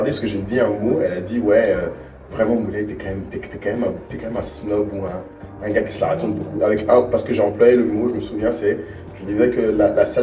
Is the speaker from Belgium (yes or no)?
no; Monaco; Combien de fois moi on m'a traité de tout bas quand j'ai grandi à Monaco